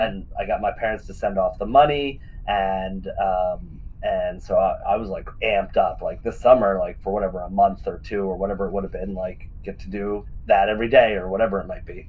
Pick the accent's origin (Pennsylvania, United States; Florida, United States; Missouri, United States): Pennsylvania, United States; Western; where I grew up in Western Pennsylvania